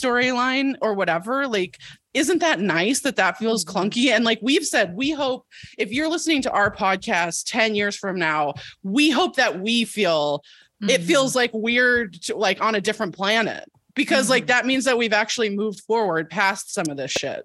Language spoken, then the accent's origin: English; California, United States; I'm from California